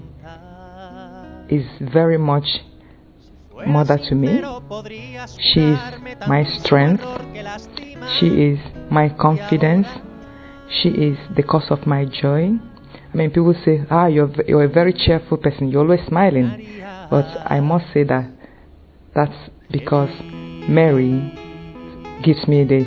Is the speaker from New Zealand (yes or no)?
no; Nigeria; moved away as an adult; now in England; I am a Nigerian and came into England to study and do a master's degree program